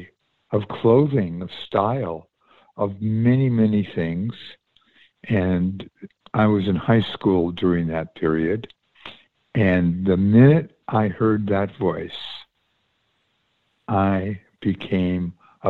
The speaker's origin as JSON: {"language": "English", "town": "West Hollywood", "region": "California", "country": "United States", "tie": "born or raised there", "also_born_or_lived": "New York", "moved": "as an adult", "lives_now": "Sedona, United States", "said": "And I was born in New York. And when I was 7 years old, my family and I moved to Southern California at the age of seven. And I grew up in West Hollywood"}